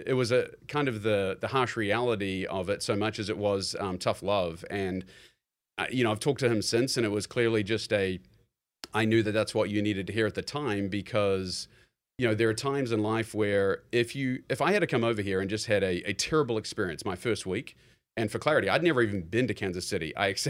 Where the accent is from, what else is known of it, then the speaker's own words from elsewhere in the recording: New Zealand; moved away as an adult; I'm born and raised in New Zealand, and I think at the age of 18, I'd already committed to University of Missouri, and, you know, the ego is kind of like, yeah, I'm going to America